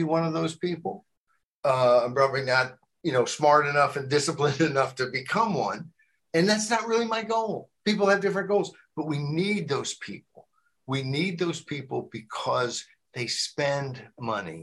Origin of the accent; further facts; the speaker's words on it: Arkansas, United States; also born or lived in New Jersey; now in Virginia, United States; I moved from New Jersey when I was 8 years old to Arkansas